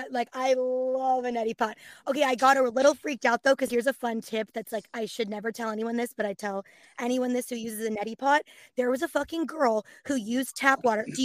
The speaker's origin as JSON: {"language": "English", "region": "California", "country": "United States", "tie": "born or raised there", "said": "I'm from the Bay, born and raised."}